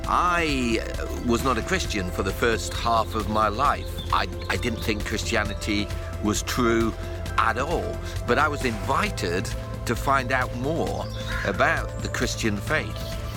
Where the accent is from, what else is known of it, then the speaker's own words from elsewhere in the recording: Huddersfield, Yorkshire and the Humber, United Kingdom; I'm from Huddersfield and it's a beautiful day here in West Yorkshire.